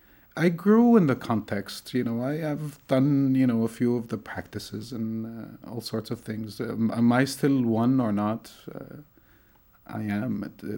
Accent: Tunisia; born there; I was born in Tunisia, in North Africa.

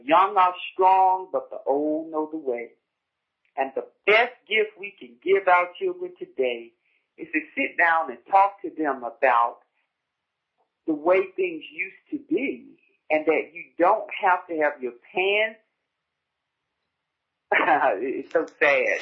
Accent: United States; growing up on Rehoboth Road, the great thing about Rehoboth Road, and it still stands, was tradition

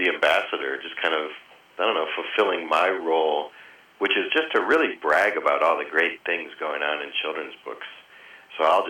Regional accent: Michigan, United States; moved away as an adult; now in New York, United States; I grew up in Michigan, but came out to New York just to get a master's in fiction writing

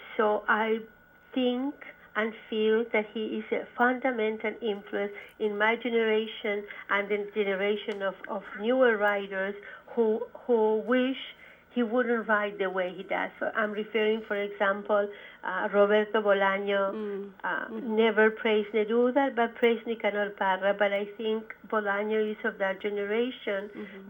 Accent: Santiago, Santiago Metropolitan Region, Chile; now in United States; I grew up in in Santiago, Chile

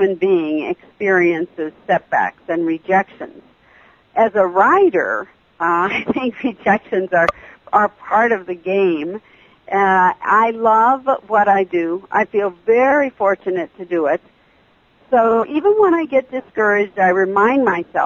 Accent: Texas, United States; being a child of the desert and of the U.S.-Mexico border

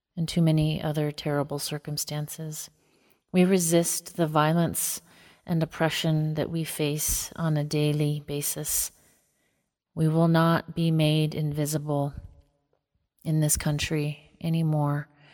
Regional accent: northeastern Montana, United States; I am most rooted in my home community on the Maniche-Chauchet in northeastern Montana, on the Canadian and North Dakota border.

